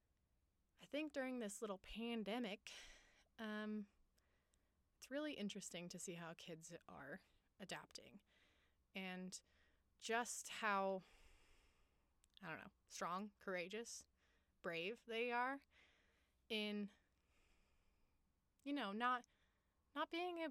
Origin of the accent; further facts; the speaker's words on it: Longmont, Colorado, United States; also born or lived in Boulder, Colorado; I'm a Colorado native. I was born in Boulder, Colorado, grew up in Longmont